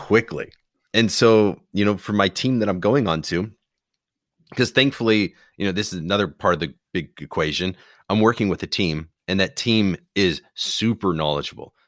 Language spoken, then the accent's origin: English; Phoenix, Arizona, United States; my hometown, Phoenix